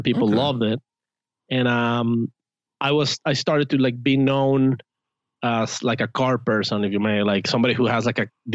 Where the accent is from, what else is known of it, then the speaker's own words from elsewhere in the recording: Guadalajara, Jalisco, Mexico; now in United States; I was born and raised in Guadalajara, Mexico